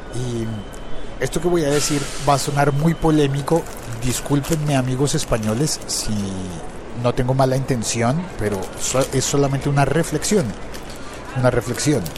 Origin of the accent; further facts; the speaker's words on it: Colombia; pasa en mi país, pasa en Colombia